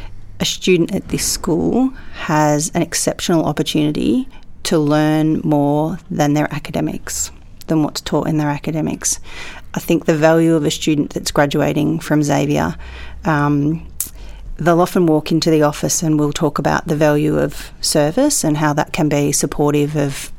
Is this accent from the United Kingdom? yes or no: no; Australia; As an Australian